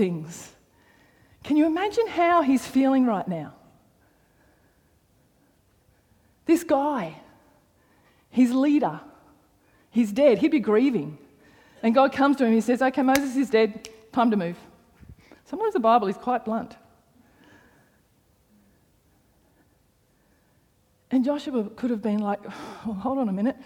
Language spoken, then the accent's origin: English; Canberra, Australian Capital Territory, Australia; moved away as an adult; the church that I grew up in Canberra